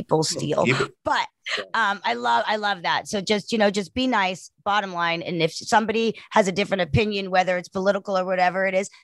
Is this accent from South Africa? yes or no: yes; South Africa; We're from South Africa